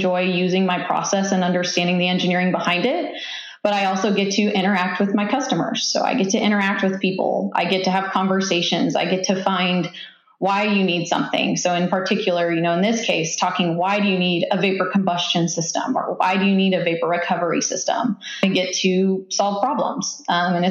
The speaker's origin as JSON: {"language": "English", "region": "Kansas", "country": "United States", "moved": "as an adult", "lives_now": "Tulsa, United States", "said": "I am from Kansas originally"}